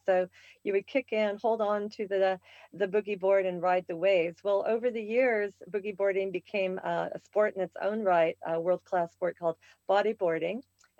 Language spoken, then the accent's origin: English; Portland, Oregon, United States; also born or lived in Seattle, Washington / Lake Oswego, Oregon / Honolulu, Hawaii / North Shore, Oahu; Okay, well, I was born in Seattle, Washington, and we moved to Portland when I was 7 and graduated there in Lake Oswego.